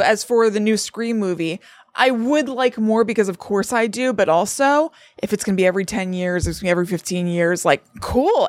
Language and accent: English; Connecticut, United States; growing up in Connecticut